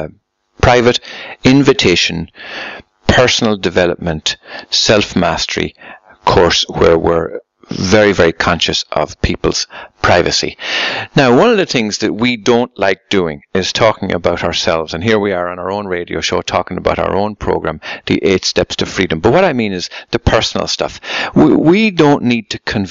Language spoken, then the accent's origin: English; Ireland; I come from Ireland